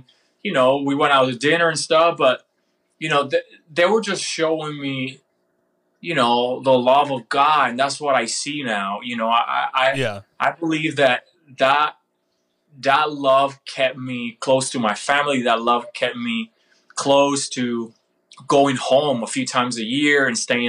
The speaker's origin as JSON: {"language": "English", "region": "Florida", "country": "United States", "said": "this guy from Florida"}